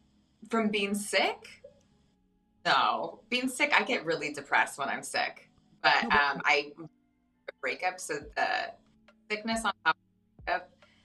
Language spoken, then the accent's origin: English; Claremont, California, United States; now in Pasadena, United States; I'm from all over, but I've lived my whole life in Southern California. I grew up in the Inland Empire, up in Claremont, and now I live in Pasadena.